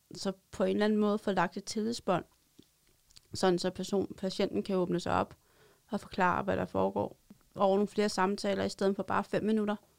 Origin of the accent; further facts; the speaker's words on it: Roskilde, Zealand, Denmark; Jeg er sælger for Hus og kommer fra Roskilde